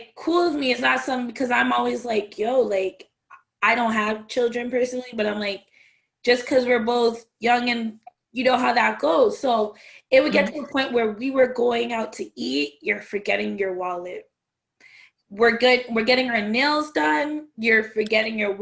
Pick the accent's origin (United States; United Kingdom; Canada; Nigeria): Canada; also born or lived in Jamaica (ancestry); I'm Jamaican, well, my family's Jamaican, I'm Canadian